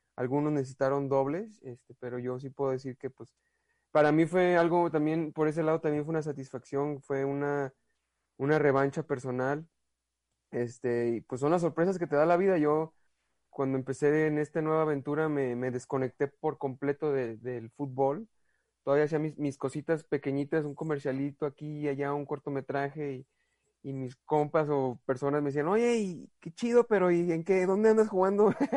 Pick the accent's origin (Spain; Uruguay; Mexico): Mexico; Guadalajara, Jalisco; soy de Guadalajara